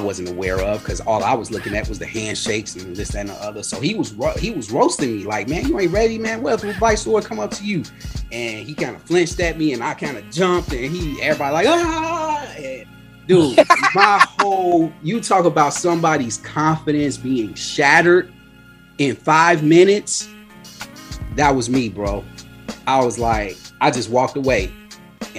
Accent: Chicago, Illinois, United States; I'm from Avalon Park.

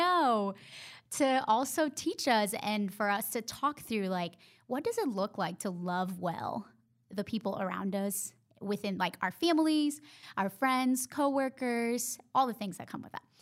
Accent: Honduras; English is a second language; moved away as an adult; now in Charlotte, United States; I went to school and college in my home country

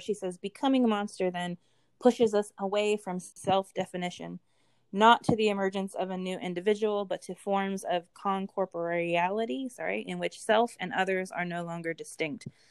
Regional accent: West Virginia, United States; I grew up in West Virginia, so Appalachia

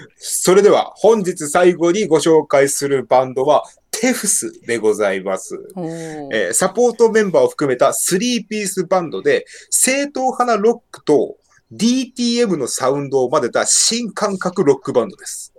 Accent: Gunma, Japan; 地元群馬県を拠点に活動する

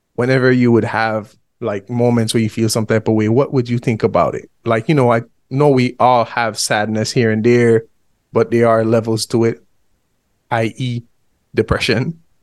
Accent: Belize; we are both from Central America, Honduras and Belize

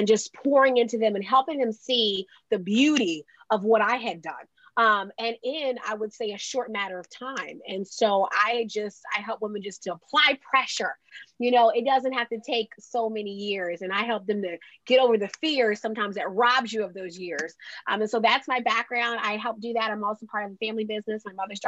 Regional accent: Delaware, United States; I'm from Delaware, which is the second smallest state.

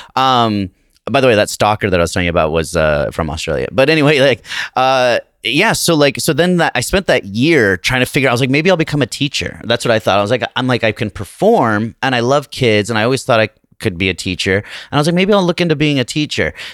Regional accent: Salt Lake City, Utah, United States; moved away as an adult; now in Los Angeles, United States; I'm from Salt Lake City

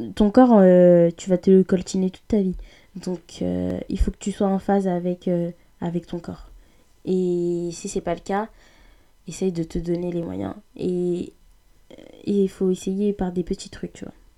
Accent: France; on est français, mais oubliez pas, on est africain. On n'oubliez pas, on est congolais, oubliez pas, on est issu d'un pays africain

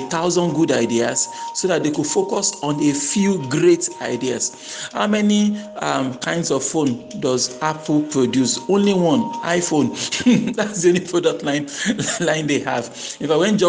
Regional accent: Nigeria; I grew up in Nigeria

